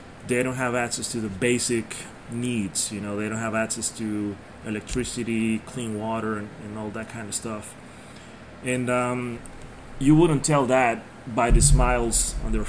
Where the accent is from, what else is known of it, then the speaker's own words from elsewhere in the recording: Tegucigalpa, Francisco Morazán, Honduras; I come from Tegucigalpa, Honduras